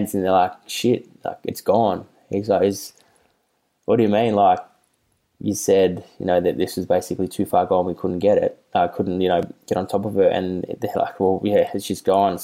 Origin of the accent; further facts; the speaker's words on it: Melbourne, Victoria, Australia; I grew up in the North Carlton commission flats for like 18 years